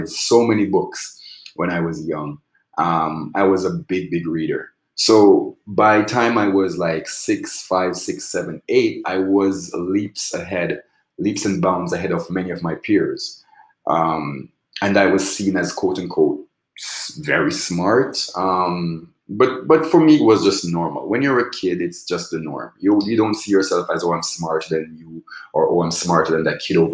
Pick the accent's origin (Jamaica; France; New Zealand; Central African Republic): Jamaica; Rose Hill, Manchester; moved away as an adult; now in Los Angeles, United States; we grew up in Rose Hill, Jamaica, which is in the southernmost end of the island. And it's located in a parish called Manchester.